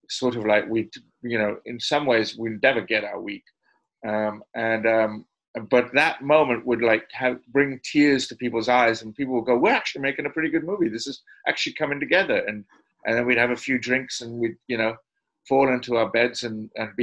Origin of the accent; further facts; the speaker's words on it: Edinburgh, Scotland, United Kingdom; Edinburgh, my hometown